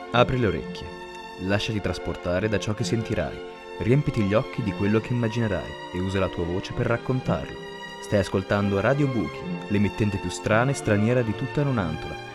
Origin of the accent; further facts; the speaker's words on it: South Sudan; sono nato nel 1997 e vengo dal Sud Sudan.